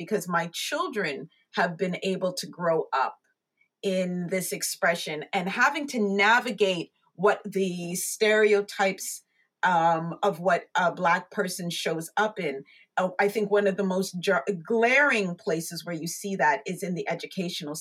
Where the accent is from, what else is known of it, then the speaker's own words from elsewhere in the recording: Markham, Ontario, Canada; also born or lived in United Kingdom; I was raised here in Canada. We came here when I was only about 3 years old